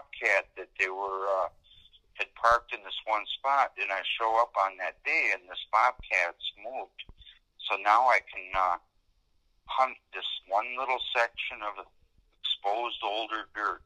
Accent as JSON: {"language": "English", "region": "Wisconsin", "country": "United States", "moved": "yes", "lives_now": "Montana, United States", "said": "originally I'm from Wisconsin"}